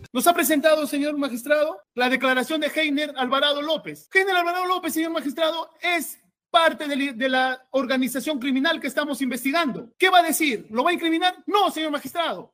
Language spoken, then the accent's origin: Spanish; Peru; Yo soy peruano y como todo peruano